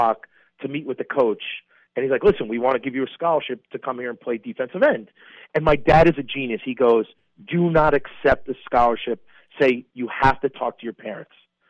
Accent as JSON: {"language": "English", "region": "New York", "country": "United States", "also_born_or_lived": "Wisconsin", "said": "I'm a New Yorker at heart"}